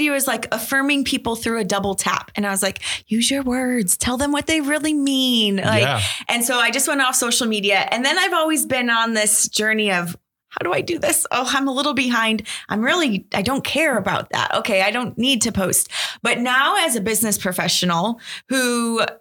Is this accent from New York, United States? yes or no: yes; Buffalo, New York, United States; I was born and raised in Buffalo, so I am true and true a Bills fan